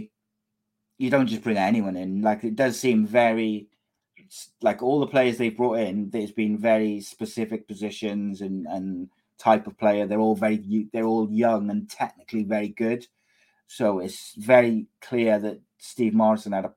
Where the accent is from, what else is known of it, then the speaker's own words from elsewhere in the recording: Cardiff, Wales, United Kingdom; a Cardiff boy. If my hometown club came calling